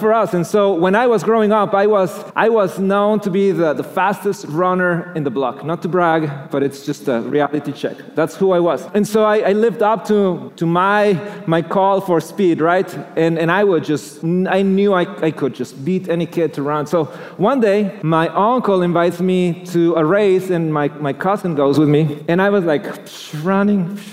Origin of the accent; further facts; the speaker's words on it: Mexico City, Mexico; moved away; I grew up in Mexico